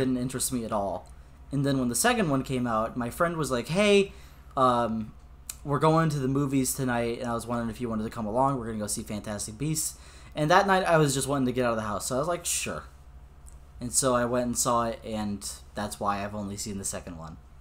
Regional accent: United States; American Boy over here

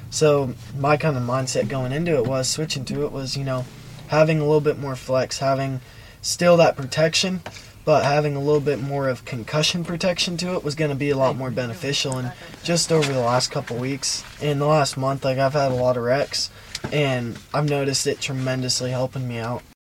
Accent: Chicago, Illinois, United States; when I was in uh, Chicago at the UTB

